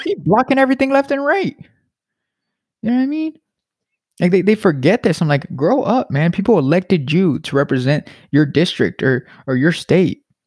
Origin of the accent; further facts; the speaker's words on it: United States; I'm an American